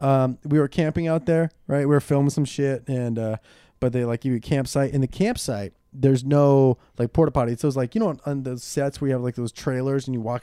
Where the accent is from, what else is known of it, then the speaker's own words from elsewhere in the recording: Ventura, California, United States; I'm from Ventura, like Camarillo area.